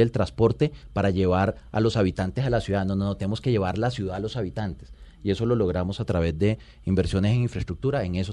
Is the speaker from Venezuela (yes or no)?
no; La Guajira, Colombia; born there; Yo soy de provincia, orgullosamente colombiano. Yo nací en La Guajira